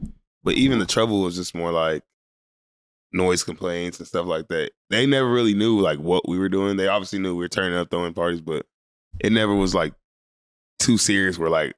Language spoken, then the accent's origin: English; San Antonio, Texas, United States; born or raised there; also born or lived in Louisiana